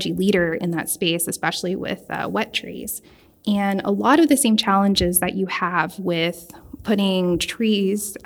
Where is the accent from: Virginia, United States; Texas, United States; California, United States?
Texas, United States; Houston; was born and raised in Houston